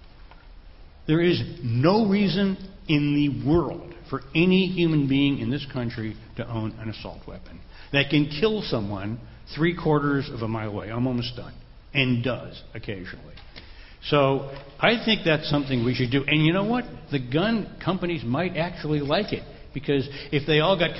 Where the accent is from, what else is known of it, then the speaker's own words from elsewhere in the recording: Concord, Massachusetts, United States; I was born near Concord, Massachusetts